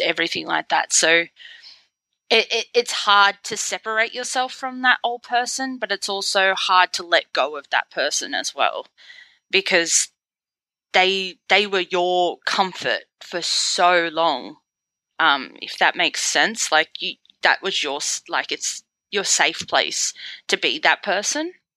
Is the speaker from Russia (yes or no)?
no; Sydney, New South Wales, Australia; I'm from Sydney, Australia